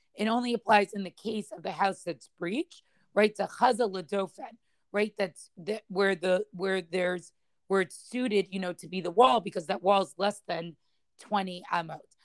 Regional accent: Boston, Massachusetts, United States; the shul that I grew up in in Boston

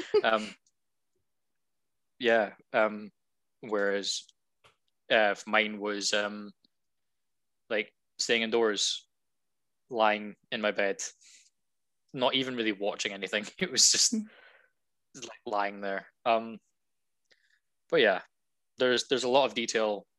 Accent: Scotland, United Kingdom; I'm Scottish.

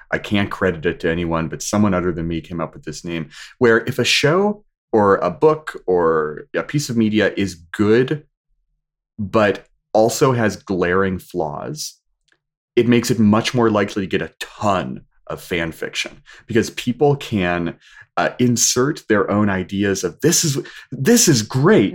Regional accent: Washington, United States; moved away as an adult; also born or lived in California; Whenever I came back home from California, turned to Washington State

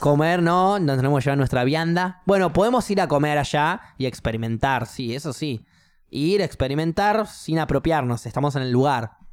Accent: Argentina; yo soy cristiano eh, argentino

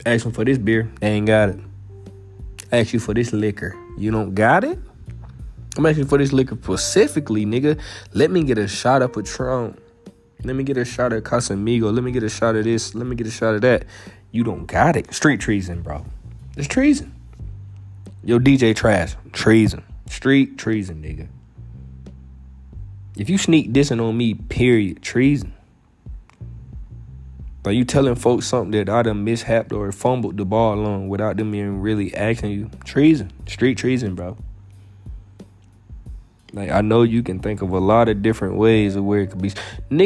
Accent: Alabama, United States; moved away as an adult; also born or lived in Vermont; I'm from Alabama. I went all the way out to Vermont

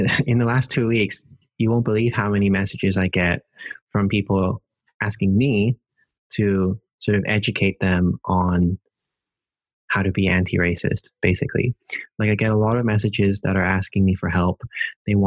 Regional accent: Hong Kong; moved away as an adult; also born or lived in United Kingdom; now in Netherlands; growing up in Hong Kong

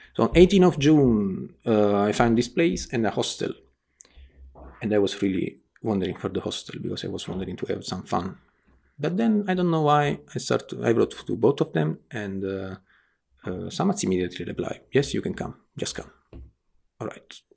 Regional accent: Naples, Campania, Italy; English is a second language; I'm from Naples, Italy, south of Italy.

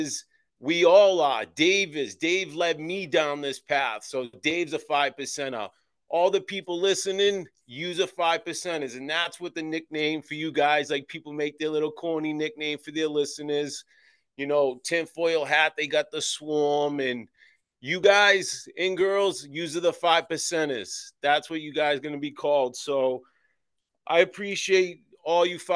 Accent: Boston, Massachusetts, United States; I was born and raised in the South Boston, Massachusetts, Old Colony Projects

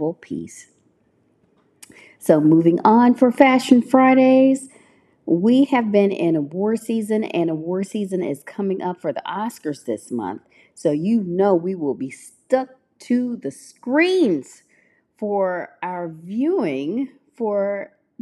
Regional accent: Memphis, Tennessee, United States; my hometown, Memphis, Tennessee

